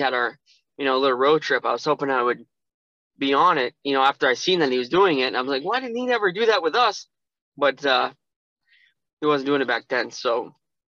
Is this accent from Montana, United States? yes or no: yes; Montana, United States; moved away; also born or lived in Erie, Pennsylvania; I was born and raised in Montana